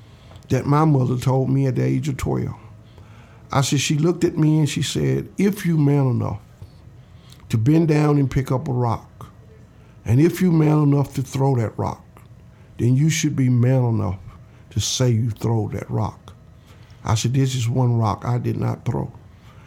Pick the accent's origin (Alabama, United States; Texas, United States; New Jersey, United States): Alabama, United States; I'm from the South here in Alabama